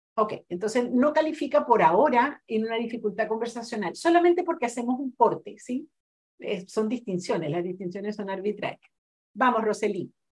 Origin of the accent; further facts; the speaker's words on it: Brazil; Spanish is a second language; moved away; yo soy brasileña